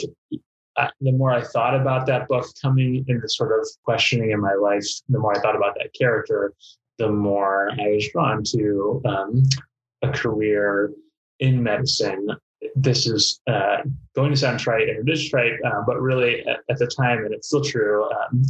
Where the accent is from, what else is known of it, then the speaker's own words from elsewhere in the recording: East Coast, United States; now in Duluth, United States; I grew up on the East Coast in a family of writers